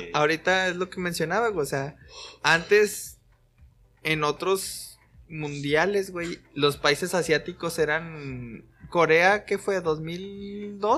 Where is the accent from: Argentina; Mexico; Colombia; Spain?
Mexico; uno como mexicano